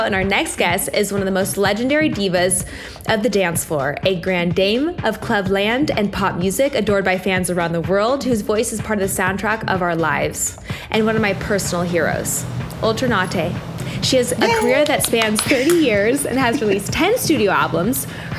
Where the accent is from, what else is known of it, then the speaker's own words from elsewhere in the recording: Oregon, United States; I was raised by Deadheads in Oregon